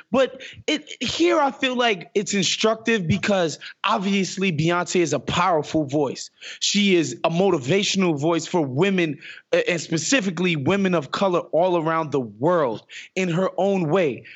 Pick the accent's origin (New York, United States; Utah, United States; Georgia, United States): New York, United States; New York City; I grew up in Queens Village, which is the adjacent neighborhood to Hollis